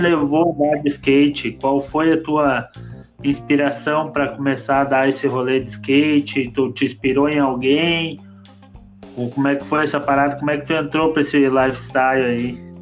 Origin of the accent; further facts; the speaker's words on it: Campo Bom, Rio Grande do Sul, Brazil; a nossa pista aqui de Campo Bom, a gente é de Campo Bom